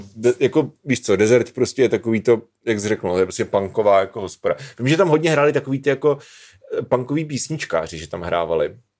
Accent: Svitavy, Pardubice Region, Czechia; moved away as an adult; also born or lived in Brno / Hrušovany u Brna; do světa jsme se stěhovali, až když mě byly dva roky, protože máma dostala práci ve světavské nemocnici

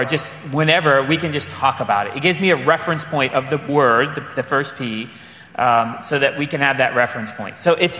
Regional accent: Midwest, United States; being a Midwesterner

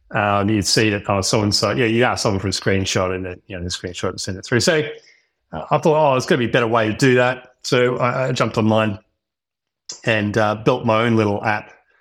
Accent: Melbourne, Victoria, Australia; also born or lived in Western Australia; I grew up in Melbourne, had a pretty good childhood, went to uni, studied engineering of all things.

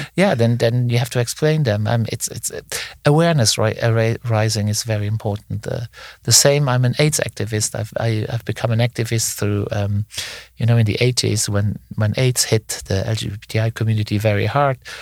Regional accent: Luxembourg; I come from Luxembourg, a very small country

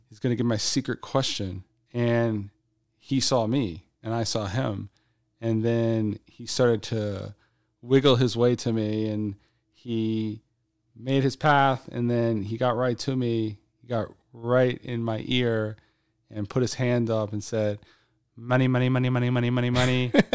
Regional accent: South Louisiana, United States; moved away as an adult; now in Shanghai, China; I'm from South Louisiana.

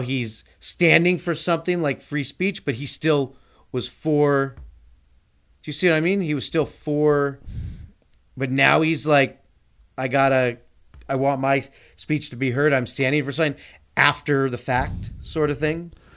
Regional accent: Glendale, California, United States; I grew up in Glendale

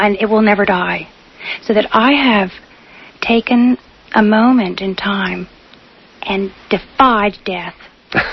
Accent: Trenton, New Jersey, United States; moved away as an adult; I was born in New Jersey, in Trenton, and I had never left Trenton until I was a young adult.

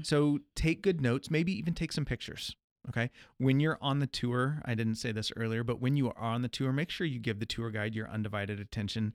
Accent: Midwest, United States; being a Midwesterner

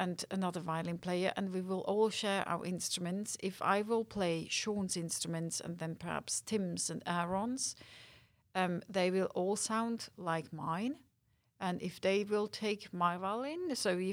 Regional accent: Winterthur, Zurich, Switzerland; Winterthur, my hometown

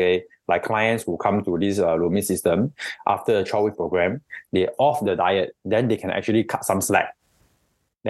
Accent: Singapore; we are all Singaporean here

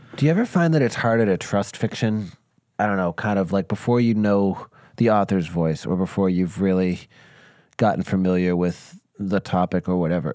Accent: Northeast, United States; me being born and raised in the Northeast

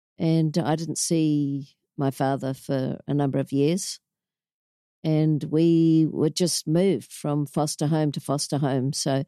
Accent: Auckland, New Zealand; So I'm a Kiwi.

